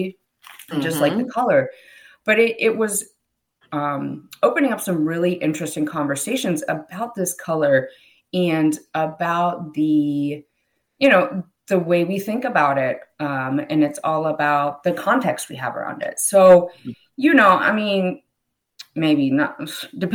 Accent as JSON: {"language": "English", "region": "Pennsylvania", "country": "United States", "tie": "born or raised there", "said": "I grew up in Pennsylvania"}